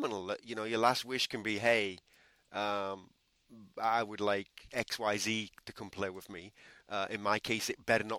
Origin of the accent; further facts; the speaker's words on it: England, United Kingdom; I'm English.